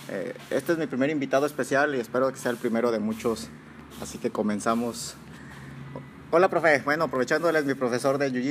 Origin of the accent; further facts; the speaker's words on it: Salamanca, Guanajuato, Mexico; Yo soy de Salamanca, en este Guanajuato